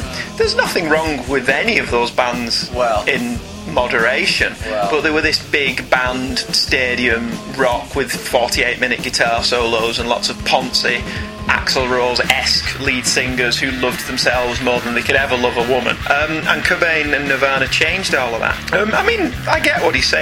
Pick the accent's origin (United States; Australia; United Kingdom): United Kingdom; I'm British and middle class and white boy